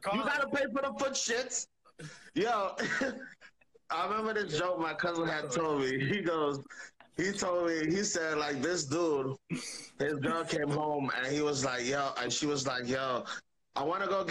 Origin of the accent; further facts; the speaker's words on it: Jamaica; I'm Jamaican.